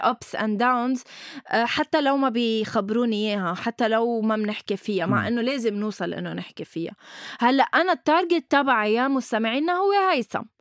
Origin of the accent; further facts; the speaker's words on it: Lebanon; نحن عنا شي بلبنان